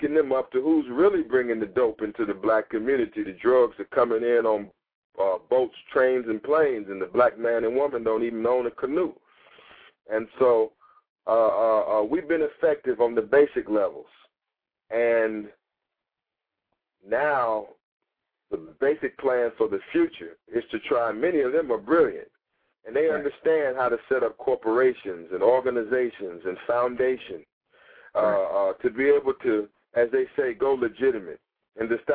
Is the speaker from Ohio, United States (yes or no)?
no; Los Angeles, California, United States; moved away; I'm from Los Angeles, California